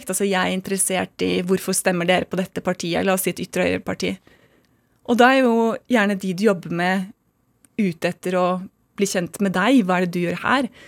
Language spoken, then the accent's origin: Norwegian; United States; born there; Jeg er født i USA, som jeg er.